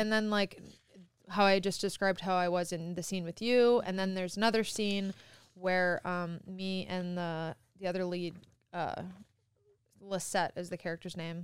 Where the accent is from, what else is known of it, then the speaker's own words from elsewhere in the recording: Midwest, United States; moved away; I'm from the Midwest